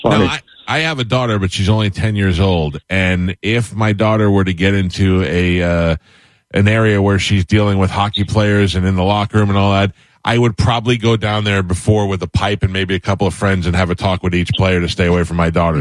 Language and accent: English; New York, United States; now in Tampa, United States; I grew up in New York